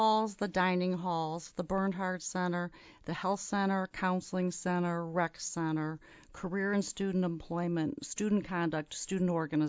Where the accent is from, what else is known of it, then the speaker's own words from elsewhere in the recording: Wheaton, Illinois, United States; I grew up in Wheaton, Illinois, which is a Midwestern college town. Wheaton College is in Wheaton, Illinois, and my parents both worked at that college, so I grew up on a college campus.